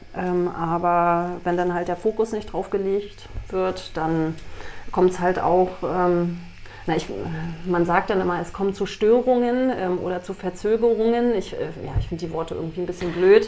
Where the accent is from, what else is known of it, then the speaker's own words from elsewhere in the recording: GDR, East Germany, Germany; Ich bin in der DDR groß geworden